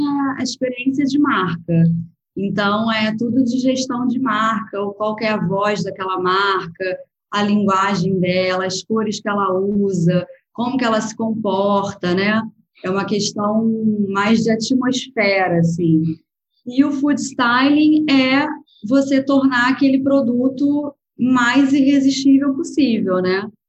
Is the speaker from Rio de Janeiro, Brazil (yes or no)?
yes; Rio de Janeiro, Brazil; also born or lived in Lisbon, Portugal / Spain; eu sou do Rio